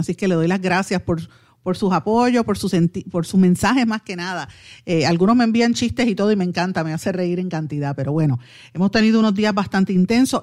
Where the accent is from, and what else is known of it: Puerto Rico